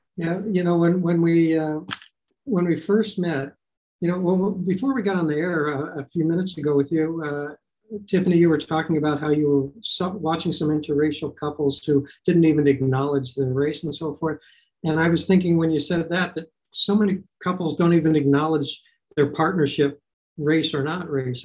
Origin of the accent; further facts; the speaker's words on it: Los Angeles, California, United States; I grew up in North Hollywood, California